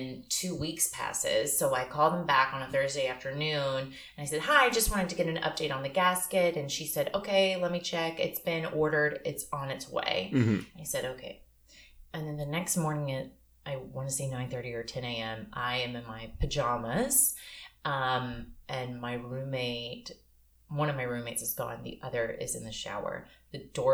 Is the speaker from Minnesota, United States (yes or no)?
no; Cookeville, Tennessee, United States; moved away; I'm from Tennessee. I'm from Cookeville.